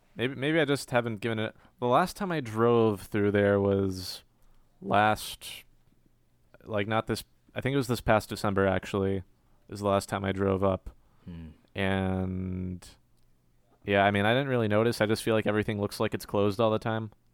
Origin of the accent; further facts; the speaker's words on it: Cary, North Carolina, United States; also born or lived in Long Island, New York; I'm from Cary, which some people uh, refer like some people say Cary stands for Containment Area for Relocating Yankees. Can confirm I was born born in Long Island, New York, and we moved there when I was a baby